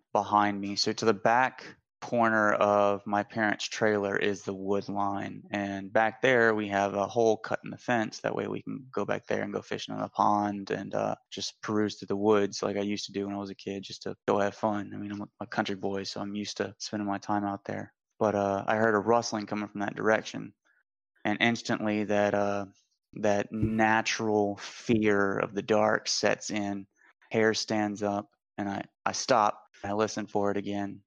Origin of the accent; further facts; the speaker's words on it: Pearl River, Louisiana, United States; I am from Pearl River, Louisiana, closer to the outskirts out by Hickory